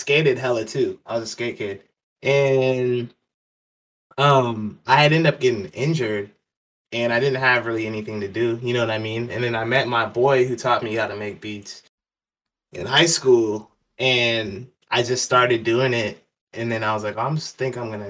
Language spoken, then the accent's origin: English; Gresham, Oregon, United States; I grew up out in Gresham, which is like 45 minutes away